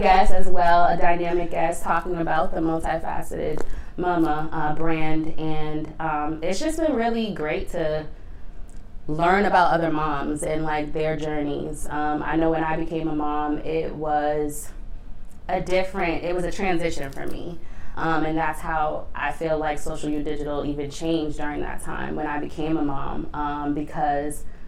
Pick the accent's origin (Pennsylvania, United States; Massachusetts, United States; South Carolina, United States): Massachusetts, United States; Boston; I am born and raised in Boston.